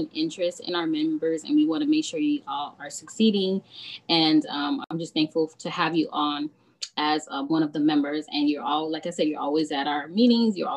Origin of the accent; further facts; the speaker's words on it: Miami, Florida, United States; now in Orlando, United States; I'm originally from Miami, so I love Cuban coffee. I live in Orlando now